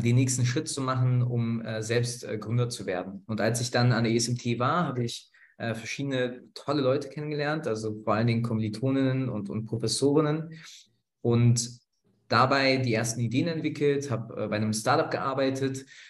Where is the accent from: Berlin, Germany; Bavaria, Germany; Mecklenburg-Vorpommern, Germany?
Berlin, Germany; nach Berlin, in meine Heimatstadt